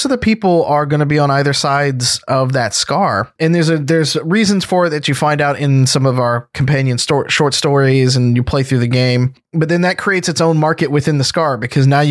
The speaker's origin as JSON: {"language": "English", "region": "Deep South", "country": "United States", "tie": "born or raised there", "also_born_or_lived": "East Coast", "moved": "yes", "lives_now": "Seattle, United States"}